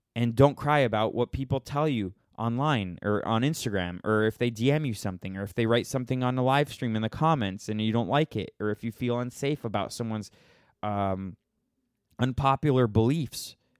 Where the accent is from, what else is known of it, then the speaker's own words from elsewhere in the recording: Florida, United States; now in Los Angeles, United States; I'm from Florida and I moved to, to Los Angeles.